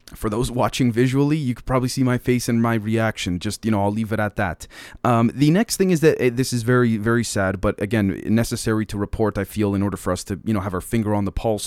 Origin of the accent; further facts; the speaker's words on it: Canada; As a Canadian